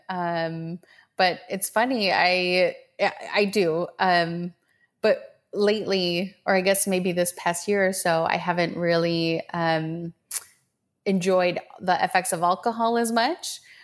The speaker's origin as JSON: {"language": "English", "region": "Minnesota", "country": "United States", "tie": "born or raised there", "also_born_or_lived": "Medellin, Colombia", "said": "So I was born in Medellin, Colombia, um, in South America, and um, when we when I was seven, we moved to Minnesota"}